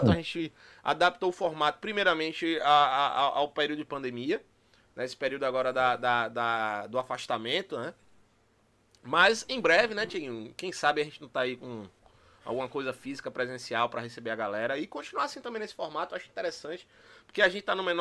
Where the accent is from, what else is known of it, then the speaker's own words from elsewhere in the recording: Bahia, Brazil; Que pra quem não sabe, eu também sou baiano, chamo Tiguinho de, de, de da Bahia, mas eu também sou